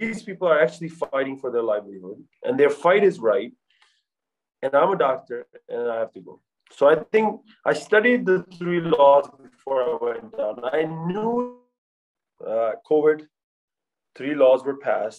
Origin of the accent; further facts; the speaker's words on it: United States; I'm from America, I'm a doctor